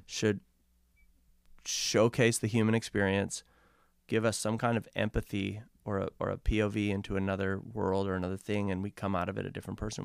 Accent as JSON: {"language": "English", "town": "Vancouver", "region": "British Columbia", "country": "Canada", "tie": "born or raised there", "said": "we grew up in Kits"}